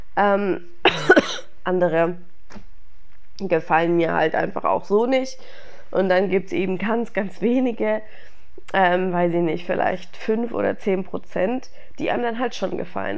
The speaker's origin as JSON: {"language": "German", "town": "Stuttgart", "region": "Baden-Württemberg", "country": "Germany", "tie": "born or raised there", "moved": "yes", "said": "als ich in meiner Heimat war in Stuttgart"}